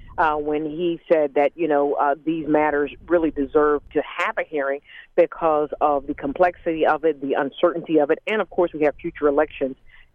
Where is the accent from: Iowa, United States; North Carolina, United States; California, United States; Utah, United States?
North Carolina, United States; moved away as an adult; also born or lived in Texas; now in Philadelphia, United States; I was a lawyer right here in Philadelphia. I'm originally from North Carolina, though, born and raised in North Carolina. So I am a Southerner